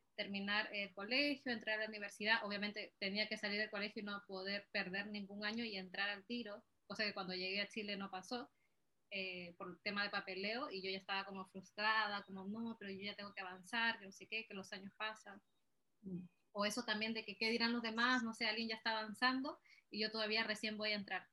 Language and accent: Spanish; Peru; moved away; salí también de Perú